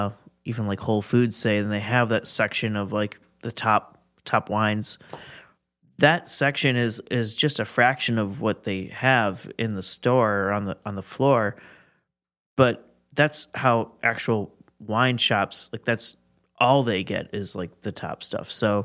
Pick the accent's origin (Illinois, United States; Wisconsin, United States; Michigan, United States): Wisconsin, United States; Milwaukee; So, yeah, I'm from Milwaukee. I've lived here my whole life.